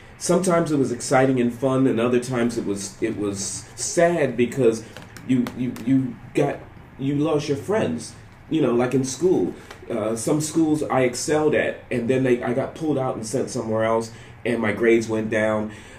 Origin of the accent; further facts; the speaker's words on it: Panama; born there; I was born in Panama, and my sister was born in Panama.